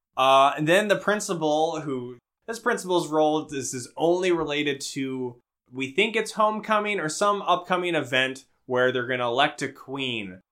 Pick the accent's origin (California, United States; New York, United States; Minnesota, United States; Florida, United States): Minnesota, United States; we're from Minnesota